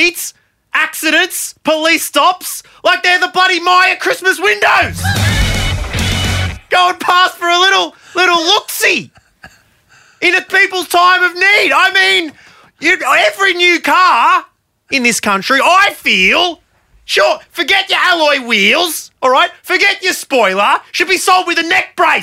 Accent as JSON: {"language": "English", "country": "Australia", "tie": "born or raised there", "said": "Growing up in Australia"}